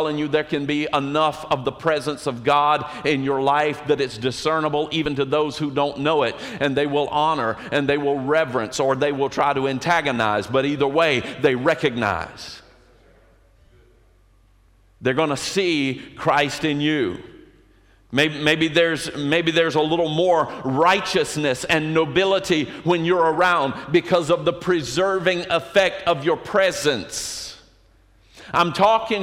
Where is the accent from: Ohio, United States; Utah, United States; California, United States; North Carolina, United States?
North Carolina, United States; Colerain; I am from Coleraine, North Carolina